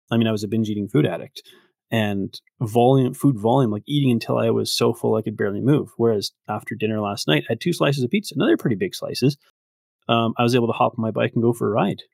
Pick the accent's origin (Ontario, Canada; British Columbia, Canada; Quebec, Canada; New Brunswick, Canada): British Columbia, Canada; Victoria; now in Red Deer, Canada; I grew up in Victoria, but I actually now live in, in Red Deer, Alberta